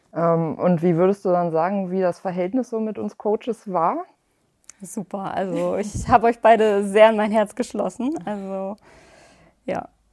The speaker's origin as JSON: {"language": "German", "region": "Hamburg", "country": "Germany", "said": "ich komme aus der Nähe von Hamburg"}